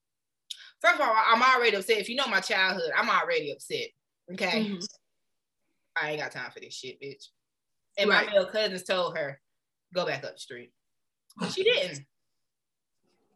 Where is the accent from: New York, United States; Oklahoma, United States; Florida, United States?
Florida, United States; moved away; also born or lived in Anderson; when we was growing up in Florida